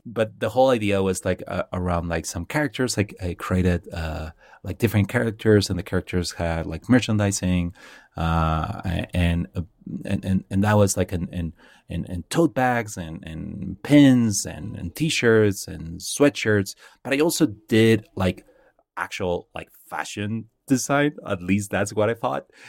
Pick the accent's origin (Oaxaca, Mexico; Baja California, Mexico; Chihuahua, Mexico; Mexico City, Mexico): Baja California, Mexico; Mexicali; moved away; I grew up in a little town. Well, it's not a little town. I call it a little town because I, I'm like that. But, uh, it's, uh, from a place called Mexicali